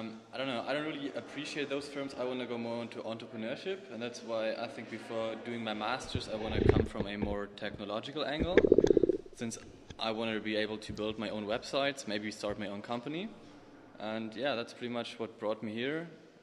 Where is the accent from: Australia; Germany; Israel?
Germany; Munich, Bavaria; moved away; I'm 22 years old, I'm from Munich